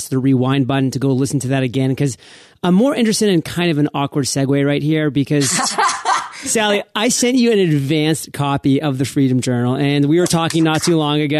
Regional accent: New England, United States; I'm from New England

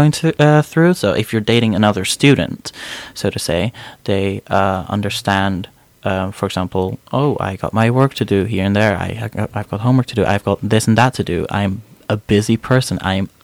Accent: Amsterdam, North Holland, Netherlands; moved away as an adult; now in Aberdeen, United Kingdom; I'm from Amsterdam originally, born and raised

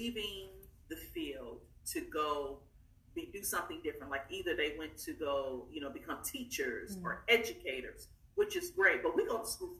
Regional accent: East Texas, United States; I'm from East Texas. I give a shout out, East Texas, Tyler, Nacogdoches, Texas.

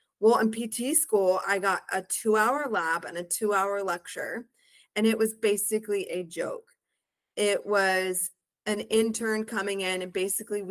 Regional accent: Humble, Texas, United States; also born or lived in College Station, Texas; I am originally from the Houston area, a town called Humble, Texas

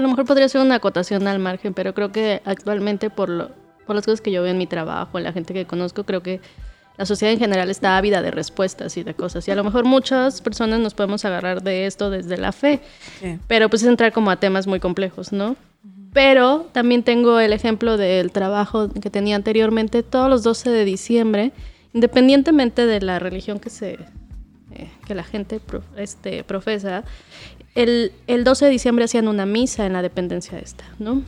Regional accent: Acámbaro, Guanajuato, Mexico; now in Xalapa, Mexico; en mi pueblito, en Guanajuato

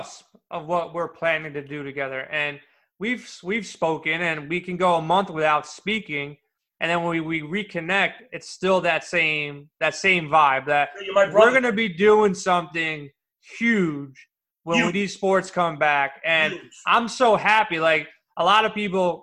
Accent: New York City, New York, United States; I grew up in Queens

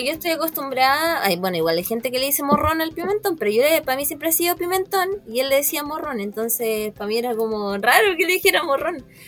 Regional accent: Recoleta, Santiago Metropolitan Region, Chile; como soy de Recoleta, siempre también vamos al estadio de Recoleta

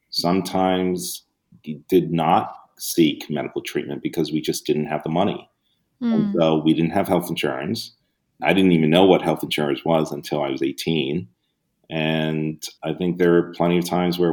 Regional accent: New York City, New York, United States; also born or lived in Hong Kong; I honestly had a very typical first generation immigrant Brooklyn kid childhood.

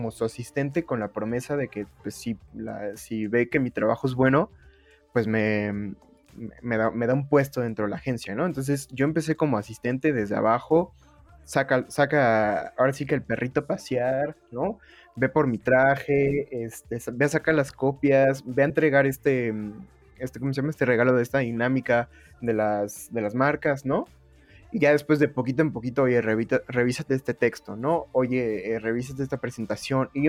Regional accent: Oaxaca, Mexico; moved away as an adult; now in Mexico City, Mexico; yo me vine aquí a la Ciudad de México, así como, la no, eh, como en la novela del 7, digo, del 5 yo me vine de la ciudad de Oaxaca aquí a buscar a la Ciudad de México

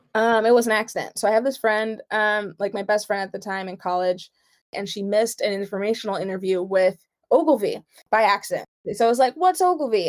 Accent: New York, United States; I'm Nigerian. I was born in New York. Parents born over there

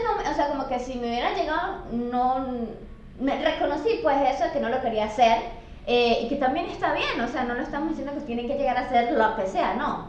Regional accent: Venezuela; now in Buenos Aires, Argentina; siempre soy la venezolana

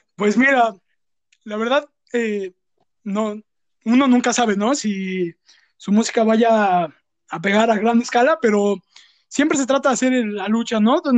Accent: Mexico City, Mexico; somos dos amigos provenientes de la Ciudad de México, más específicamente de Azcapo, Azcapotzalco

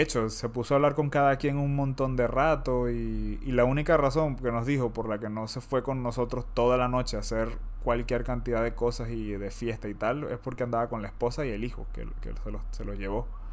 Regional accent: Venezuela; now in Spain; yo soy venezolano

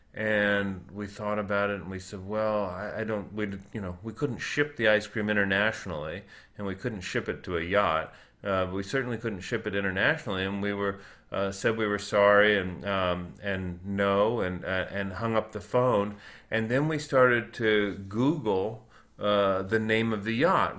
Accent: Boca Raton, Florida, United States; I grew up in South Florida, um, in a place called Boca Raton

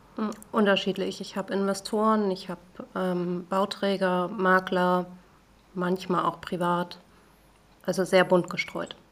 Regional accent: the North, Northern Germany, Germany; ein Nordlicht

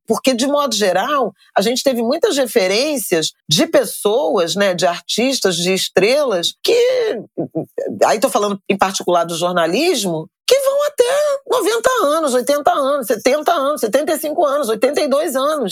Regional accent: Irajá, Rio de Janeiro, Brazil; Eu saí de Irajá

